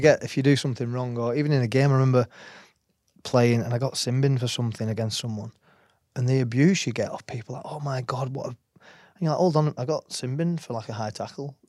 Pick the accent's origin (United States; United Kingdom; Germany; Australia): United Kingdom; Wigan, North West England; moved away as an adult; also born or lived in New Zealand; now in France; grew up in Wigan.